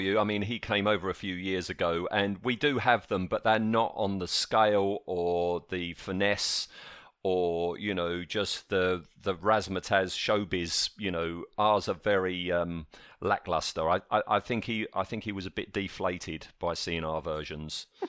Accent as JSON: {"language": "English", "country": "United Kingdom", "said": "We're British"}